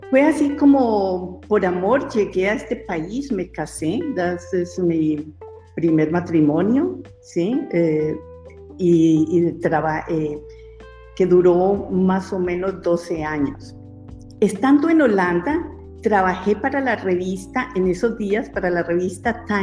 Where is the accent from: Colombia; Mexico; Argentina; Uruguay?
Colombia; moved away as an adult; now in Netherlands; quiero contarles que soy colombiana y resido hace más o menos 30 años en este hermoso país. Bueno, ya perdí la cuenta, pero em, para mí fue muy difícil dejar mi país.